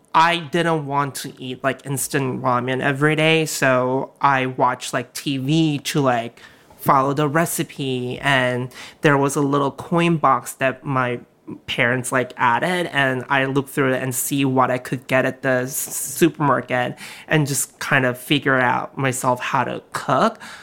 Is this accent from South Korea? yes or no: yes; South Korea; moved away; also born or lived in Alabama / New York City; when I grew up in Korea